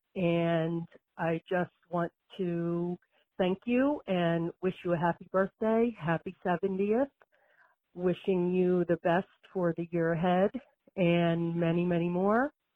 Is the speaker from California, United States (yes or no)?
no; New Jersey, United States; now in Rhode Island, United States; I was born and raised in New Jersey